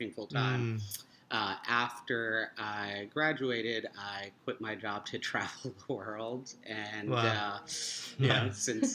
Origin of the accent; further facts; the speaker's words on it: New Jersey, United States; moved away as an adult; also born or lived in Queens, New York / Seattle; now in New York City, United States; When I was in first grade, my parents moved out to New Jersey, so, you know, suburban little town outside of New York City. And I went to grade school there